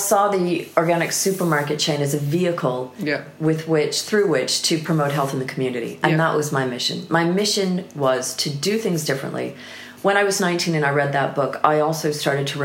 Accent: United States; moved away as an adult; now in United Kingdom

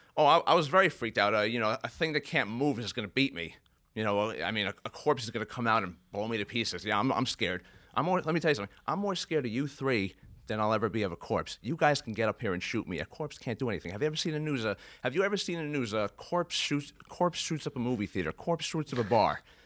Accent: Brooklyn, New York, United States; I grew up mostly in Brooklyn

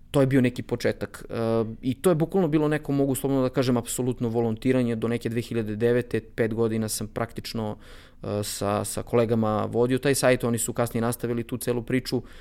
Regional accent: Bor, Bor District, Serbia; moved away as an adult; also born or lived in Belgrade; ja sam iz Bora, rođen sam u Boru, e, studirao sam u Beogradu

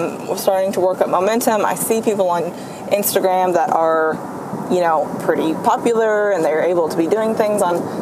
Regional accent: Central Kentucky, United States; I'm from Kentucky. I do everything out of Kentucky, Central Kentucky.

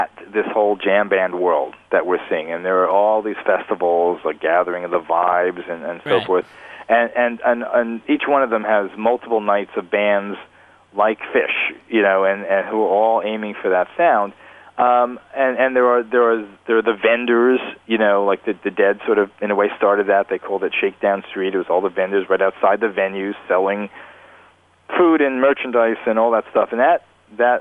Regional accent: New Jersey, United States; a kid like me growing up in New Jersey, you know, in the 70s

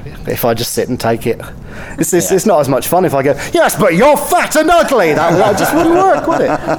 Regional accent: Backwell, South West England, United Kingdom; I come from a little village called Backwell that's very near to Bristol in the west of England.

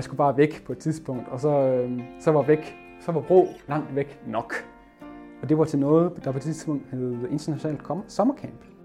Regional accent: Vesthimmerland Municipality, North Denmark Region, Denmark; moved away as an adult; now in Aalborg, Denmark; jeg kommer fra Vesthimmelands Kommune og bor nu i Aalborg

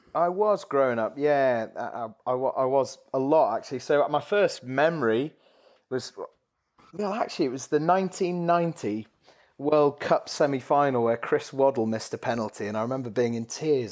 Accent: the Northwest, North West England, United Kingdom; I grew up in the Northwest

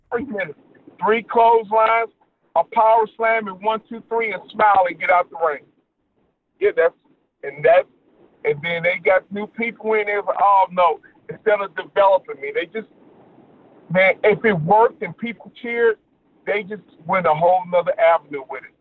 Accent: Detroit, Michigan, United States; I grew up in Detroit, Michigan

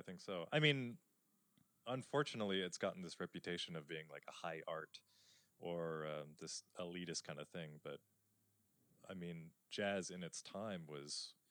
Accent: eastern Washington, United States; I grew up 4 hours from Seattle in the eastern side of the state.

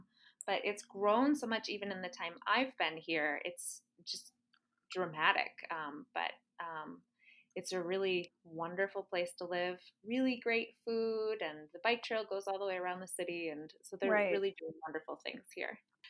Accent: California, United States; moved away as an adult; also born or lived in Germany / Milwaukee; now in Sioux Falls, United States; I grew up in California.

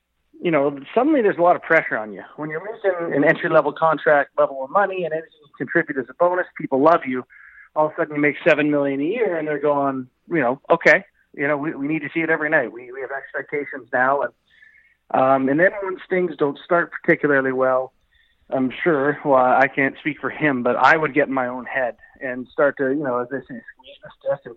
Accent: Canada

